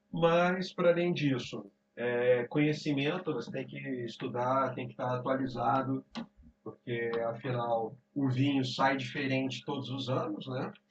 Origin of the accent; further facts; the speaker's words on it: Belo Horizonte, Minas Gerais, Brazil; born there; also born or lived in Rio de Janeiro; eu sou nascido em Belo Horizonte, Minas Gerais. Mas é, vivi em todos os lados do Brasil. Mas passei a maior parte da minha vida é, no Rio de Janeiro.